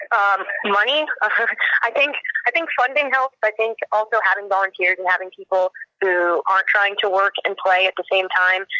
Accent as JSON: {"language": "English", "country": "United States", "tie": "born or raised there", "said": "growing up in the States, you know, we're used to American football"}